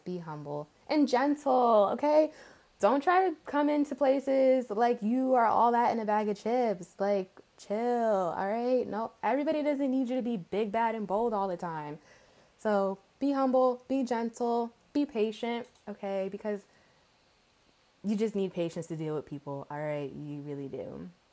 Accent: outside New York City, New York tri-state area, United States; also born or lived in Englewood / North Carolina; I'm born and raised in the New York, what is it called? Tri state area? Whatever. Outside of New York City.

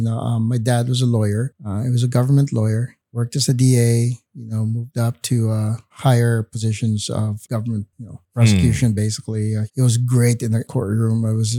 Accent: Bacolod, Western Visayas, Philippines; moved away; I was born and raised in Bacolod. They call it the sugar capital of the Philippines.

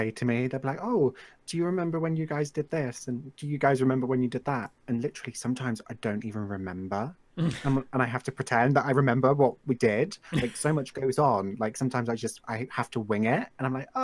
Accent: England, United Kingdom; I live in England, if you guys couldn't already tell, and I've always lived here

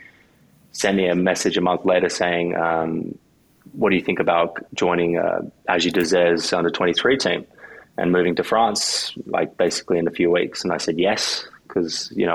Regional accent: Noosa, Queensland, Australia; also born or lived in Dumfries, Scotland; now in Spain; I grew up in Noosa, Queensland

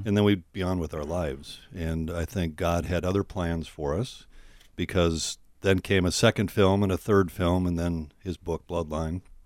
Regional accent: White Bear Lake, Minnesota, United States; I'm from White Bear Lake, Minnesota.

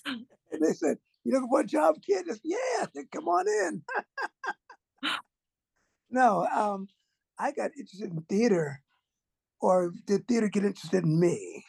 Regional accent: New York City, New York, United States; I'm from Brooklyn, and from quartet groups and church.

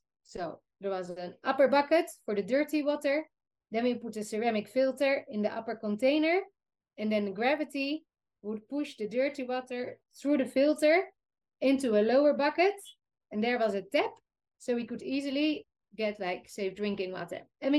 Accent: Netherlands; So yeah, we come from the Netherlands. We're so spoiled. We even flush our toilets in the Netherlands with mineral drinking water.

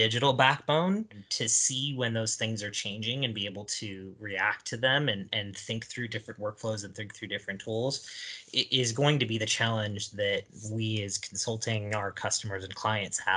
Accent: Ohio, United States; growing up in Ohio

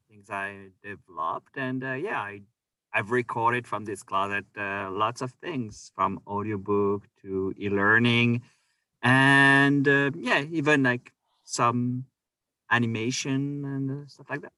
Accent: Orléans, Centre-Val de Loire, France; moved away as an adult; also born or lived in Victoria, Canada; now in Canada; I am from France, and uh, so I grew up in Orléans

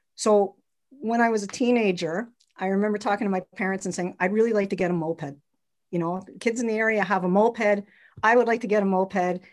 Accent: Montreal, Quebec, Canada; I grew up in Montreal, Quebec

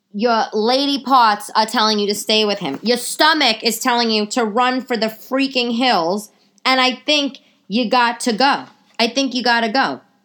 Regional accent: New York City, New York, United States; accent: old New York; also born or lived in Bay Ridge, Brooklyn; the New York accent, the, the old New York, my accent

